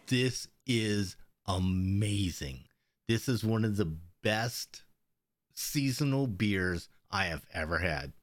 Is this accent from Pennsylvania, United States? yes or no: yes; Pennsylvania, United States; growing up in Pennsylvania